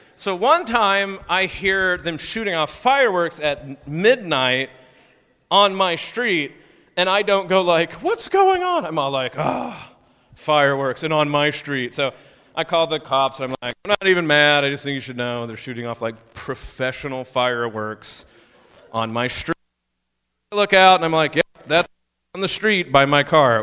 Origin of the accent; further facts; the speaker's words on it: Oklahoma, United States; moved away; also born or lived in Pretty Prairie, Kansas; I grew up in Oklahoma, Southern Baptist